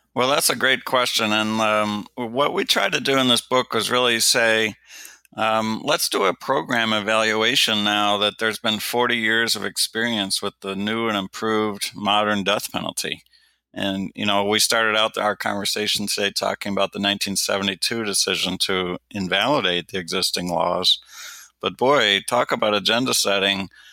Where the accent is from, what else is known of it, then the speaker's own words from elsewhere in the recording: Detroit, Michigan, United States; when I was growing up in Detroit, Michigan, it was routine that there were a thousand homicides just in my home city